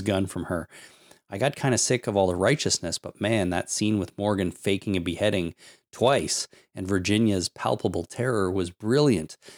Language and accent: English; Canada; I'm Canadian